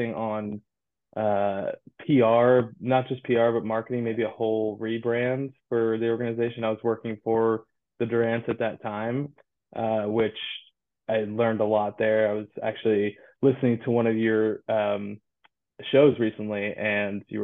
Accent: Santa Cruz, California, United States; moved away; I'm originally from Santa Cruz, California, and cannabis has always been a part of my, you know, the culture growing up

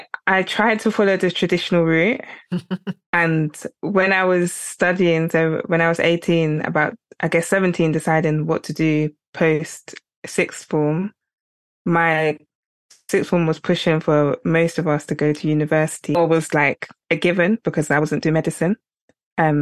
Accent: England, United Kingdom; I grew up in England

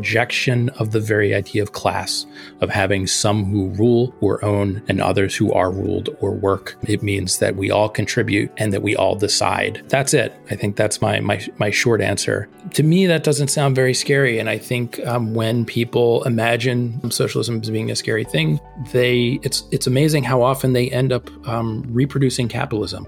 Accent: outside of Philadelphia, Pennsylvania, United States; I grew outside of Philadelphia, and there was not a lot of socialism talk where I grew up either.

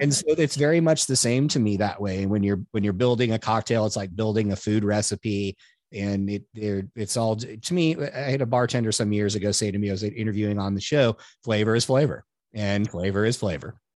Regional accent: California, United States; I grew up around wine in California

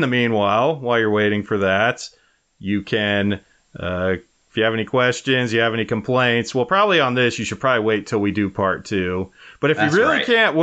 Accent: Wyoming, United States; my home state of Wyoming

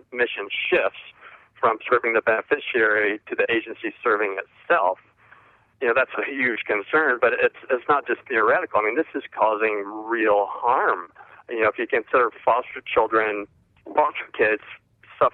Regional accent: Indiana, United States; moved away; I'm from Indiana originally

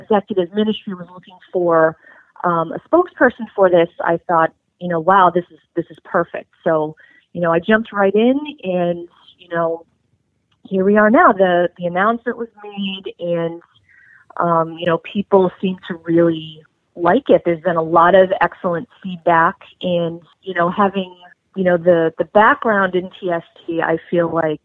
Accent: New England, United States; I grew up in New England

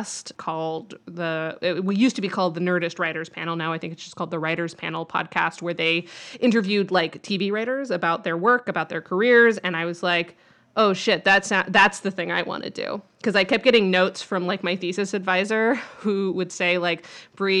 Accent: Grand Junction, Colorado, United States; I grew up in Grand Junction, Colorado, which is a place that you've never heard

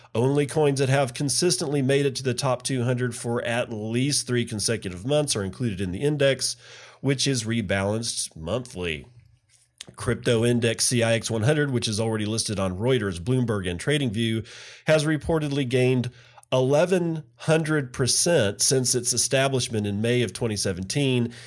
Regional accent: Midland, Texas, United States; That's my hometown. That's where I was born and grew up

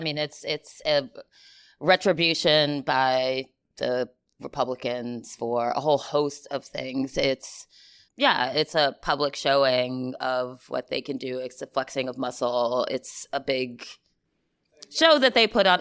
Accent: the South, United States; now in New York City, United States; I'm from the South

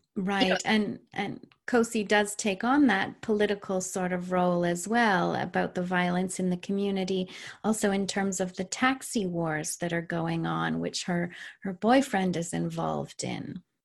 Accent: Canada; I'm Canadian.

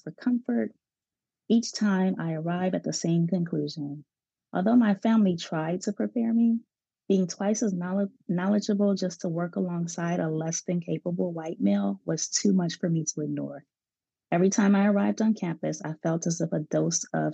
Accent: Chicago, Illinois, United States; growing up in Chicago, one of the ways to integrate schools was to have a magnet program, which is what I went through.

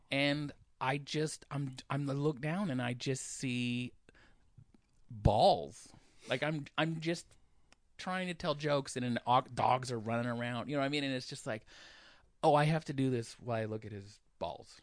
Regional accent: Olympia, Washington, United States; I said I was from Olympia

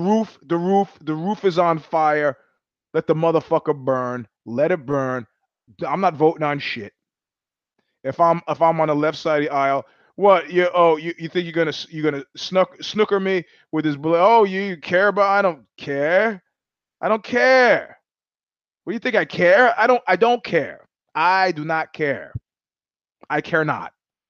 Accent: New York, United States; as a New Yorker

